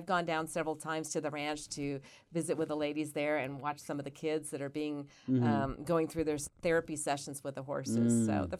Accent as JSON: {"language": "English", "town": "Wellington", "region": "Nevada", "country": "United States", "tie": "born or raised there", "said": "Wellington. I grew up in Wellington."}